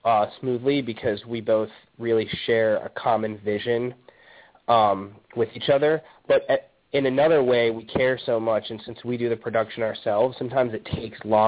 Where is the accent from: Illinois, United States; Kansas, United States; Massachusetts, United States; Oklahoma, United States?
Illinois, United States; Chicago; moved away as an adult; also born or lived in New York; now in Los Angeles, United States; I'm from Chicago, but I lived in New York from the time I was 18 until a couple years ago